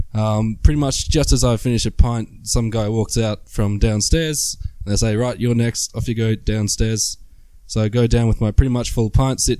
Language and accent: English; Australia; moved away; I'm Australian